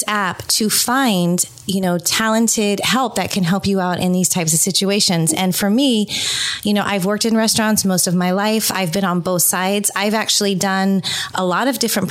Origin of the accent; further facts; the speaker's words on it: San Francisco Bay Area, California, United States; I grew up in the San Francisco Bay Area